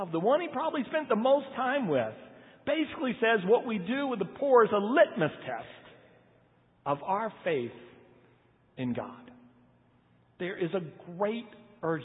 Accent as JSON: {"language": "English", "country": "United States", "said": "I'm American"}